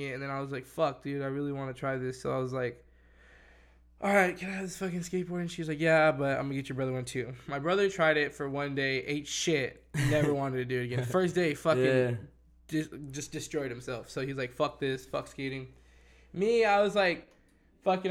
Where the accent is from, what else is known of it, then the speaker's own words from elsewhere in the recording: Victorville, California, United States; also born or lived in Whittier, California; I moved up to Victorville when I was like 2 or 3